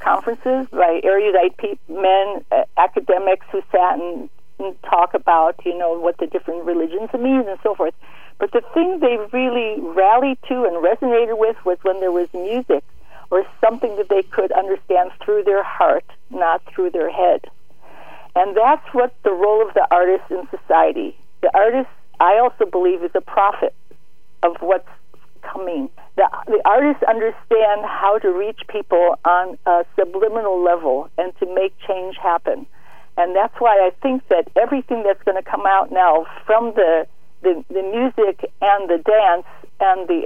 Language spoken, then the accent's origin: English; Chicago, Illinois, United States; I grew up in Chicago